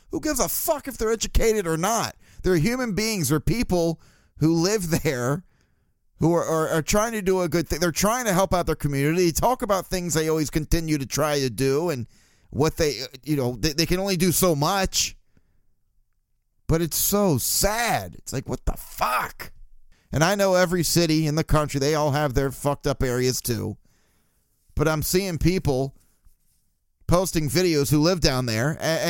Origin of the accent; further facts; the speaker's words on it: Baltimore, Maryland, United States; I'm proud of saying that I grew up in Baltimore.